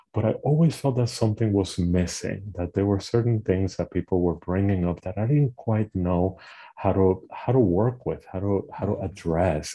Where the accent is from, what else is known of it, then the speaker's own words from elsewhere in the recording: Puerto Rico; moved away; I am originally from Puerto Rico. I was born and, and raised in the Caribbean island